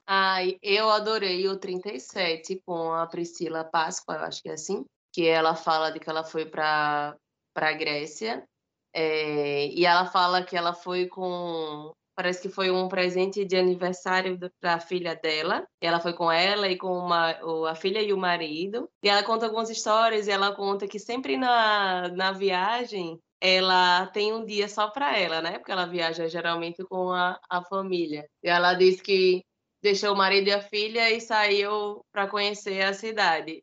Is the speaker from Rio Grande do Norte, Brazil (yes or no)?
yes; Natal, Rio Grande do Norte, Brazil; eu nasci em Natal, aqui no Rio Grande do Norte. Nesse momento eu estou aqui.